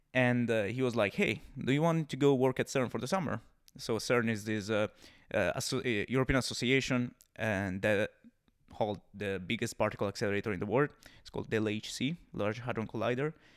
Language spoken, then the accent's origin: English; Siena, Tuscany, Italy; English is a second language; moved away as an adult; Siena is my hometown. I'm from Siena.